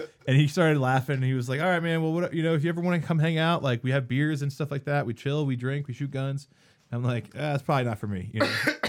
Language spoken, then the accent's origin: English; East Coast, United States; moved away as an adult; now in Colorado, United States; No, man, I'm from the East Coast. Just moved out here about a year ago.